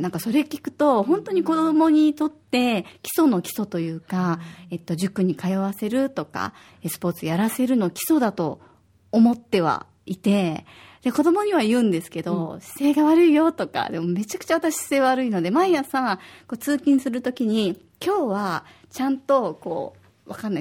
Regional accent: Osaka, Japan; now in Okinawa, Japan; 私は大阪出身で、小学五年生と三年生の二人の子育て真っ最中です

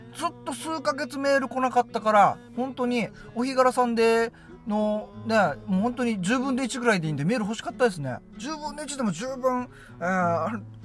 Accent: Yonaha, Okinawa, Japan; 自分の地元のね与那覇

